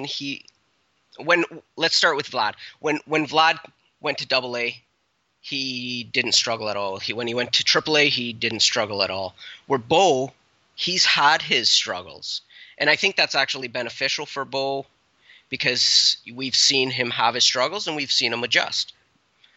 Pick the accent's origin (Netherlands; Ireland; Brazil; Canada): Canada; We're so Canadian